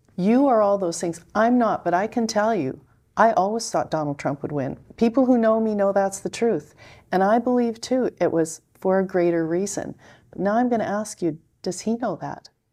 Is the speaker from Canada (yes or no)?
yes; Canada; I'm a Canadian, so I'm observing this from, in Canada